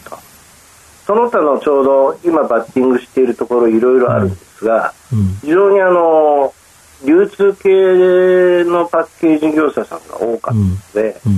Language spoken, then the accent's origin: Japanese; Tokyo, Japan; えー、東京都になります。